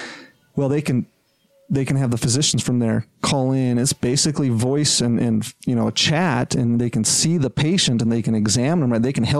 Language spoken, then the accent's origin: English; Provo, Utah, United States; also born or lived in Iowa / Rochester, Minnesota; I'm a native of this land. I was born and raised down in Provo.